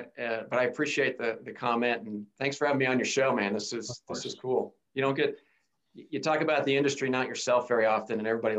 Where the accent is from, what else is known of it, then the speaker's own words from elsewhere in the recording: Wichita, Kansas, United States; So I grew up in a handful of different cities, but most of it was in Wichita, Kansas.